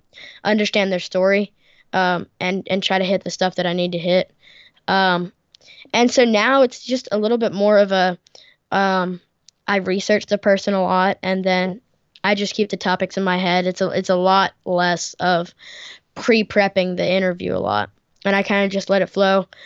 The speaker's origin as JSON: {"language": "English", "country": "United States", "tie": "born or raised there", "said": "I'm American, born and raised"}